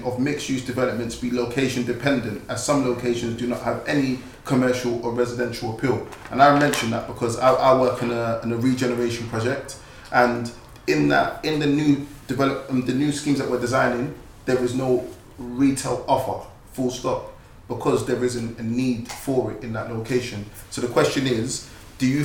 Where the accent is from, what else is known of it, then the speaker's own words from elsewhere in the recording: London, United Kingdom; I am an East London boy, born and bred